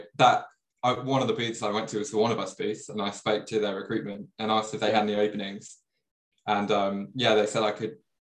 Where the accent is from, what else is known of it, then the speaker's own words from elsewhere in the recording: Leicestershire, East Midlands, United Kingdom; also born or lived in Hatfield, Hertfordshire; now in London, United Kingdom; originally, I was from Leicestershire, so the Midlands of the UK.